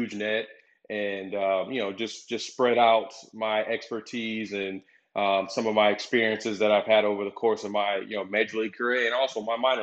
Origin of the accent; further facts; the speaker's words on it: Tampa Bay, Florida, United States; my hometown